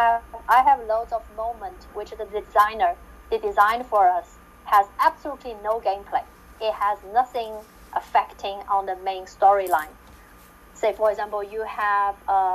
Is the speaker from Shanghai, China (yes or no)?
yes; Shanghai, China; moved away; I came from Shanghai, China, which the city rarely snow